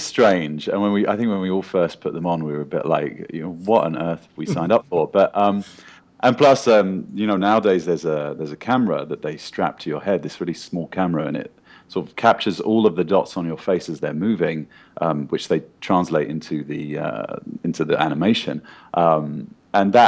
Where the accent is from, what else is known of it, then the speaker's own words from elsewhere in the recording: United Kingdom; moved away as an adult; now in Los Angeles, United States; I'm a British actor, but I live in Los Angeles now for the last 5 or 6 years